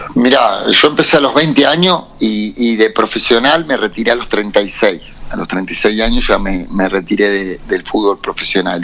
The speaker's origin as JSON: {"language": "Spanish", "region": "La Pampa", "country": "Argentina", "moved": "as an adult", "said": "Yo soy gente del interior, soy de La Pampa"}